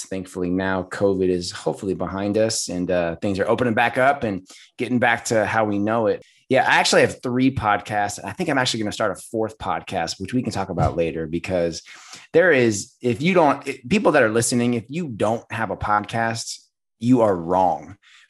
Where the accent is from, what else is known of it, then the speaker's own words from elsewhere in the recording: California, United States; I'm born and bred Californian.